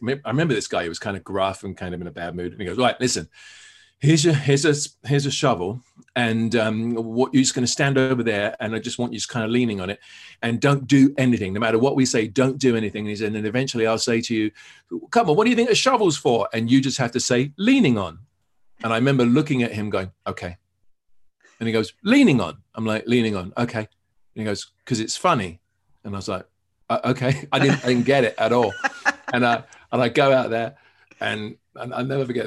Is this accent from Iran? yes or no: no; England, United Kingdom; born or raised there